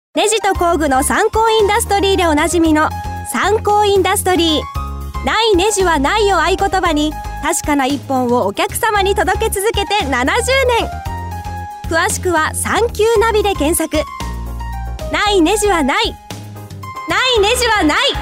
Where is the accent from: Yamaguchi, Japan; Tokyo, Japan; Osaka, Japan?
Osaka, Japan; Higashiosaka; 僕、生まれも育ちも東大阪だから。